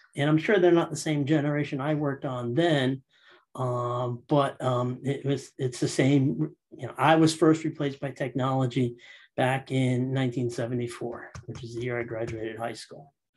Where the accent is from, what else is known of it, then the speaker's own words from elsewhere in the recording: Guilford, Connecticut, United States; I'm from uh, Guilford, Connecticut, one of the shoreline towns east of New Haven. I grew up in Connecticut